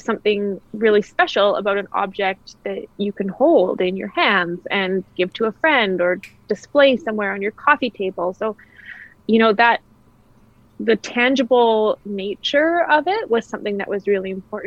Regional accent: Kamloops, British Columbia, Canada; moved away as an adult; also born or lived in Australia / Netherlands; my hometown. Having been gone for so long and, you know, growing up here, I was born and raised here.

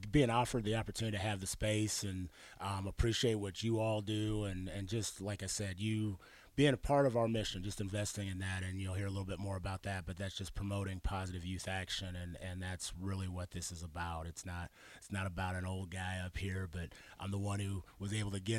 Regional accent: Arizona, United States; also born or lived in Pittsburgh, Pennsylvania / Washington / New Mexico; I was born in Pittsburgh, lived in Washington State, New Mexico, and I claim coming from Arizona because that's where they brought me kicking and screaming from.

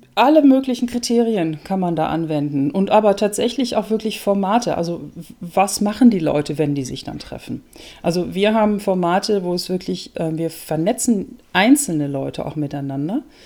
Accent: Germany; moved away as an adult; also born or lived in Netherlands; now in Austria; Ich lebe in Österreich, bin gebürtige Holländerin, habe viele Jahre in Deutschland gelebt, eigentlich fast mein ganzes Leben

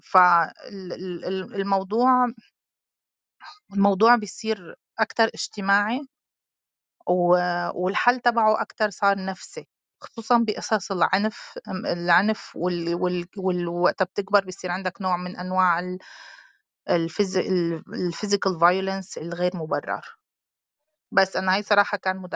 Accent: Syria; انا سوري بس لاني انا دارسه بهدول القصص خصوصي بالاطفال

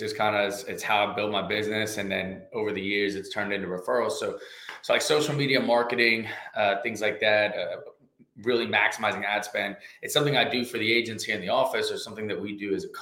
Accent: Katy, Texas, United States; moved away as an adult; also born or lived in Louisiana; now in Lafayette, United States; I was actually raised in Katy, Texas, just west of Houston

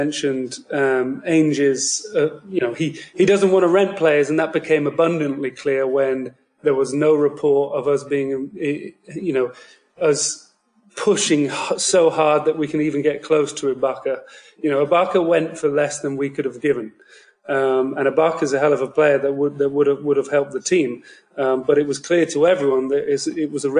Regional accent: United Kingdom; I am from the United Kingdom, so you probably don't hear many hardcore Boston fans speaking with this accent

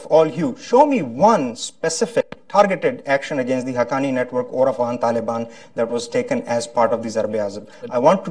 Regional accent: Pakistan; now in Florida, United States; as a Pakistani-American citizen

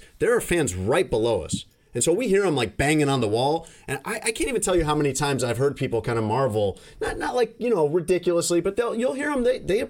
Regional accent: Chicago, Illinois, United States; as a Chicagoan

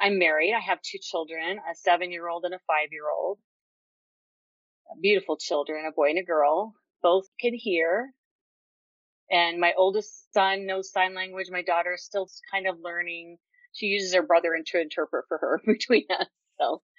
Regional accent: Utah, United States; I was born in Utah, raised in Utah, born deaf.

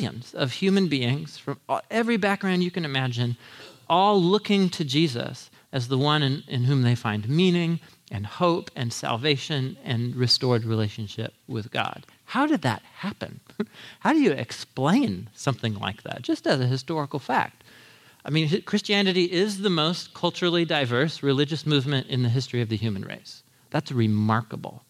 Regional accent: United States; as an American

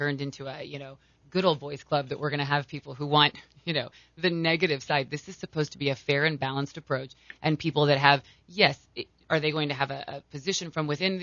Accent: Colorado, United States; I'm from Colorado.

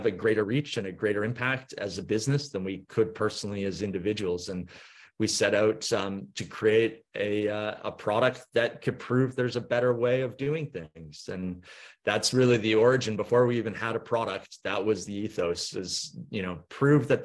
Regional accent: Vancouver, British Columbia, Canada; accent: Canadian; now in Norfolk Island, Australia; My accent is Canadian. I'm from Vancouver originally

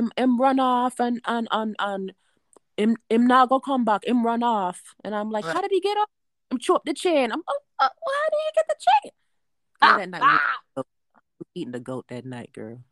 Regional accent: Miami, Florida, United States; I grew up in Miami

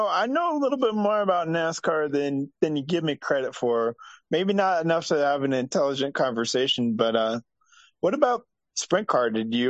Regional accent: Iowa, United States; I'm from Iowa

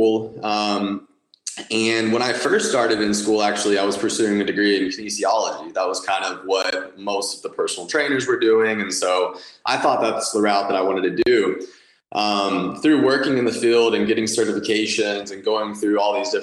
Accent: Dallas, Texas, United States; I'm born and raised in Dallas, Texas, lived here my whole life

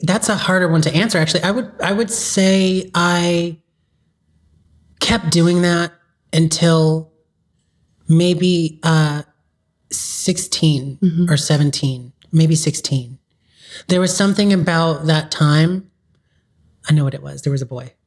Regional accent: Hawthorne, California, United States; I grew up in South Bay. Okay. So Hawthorne is where lots of my schools were

